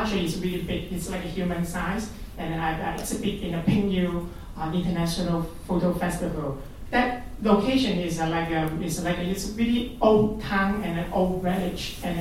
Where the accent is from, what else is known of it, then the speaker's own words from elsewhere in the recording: Hong Kong; English is a second language; moved away as an adult; now in Australia; originally I come from Hong Kong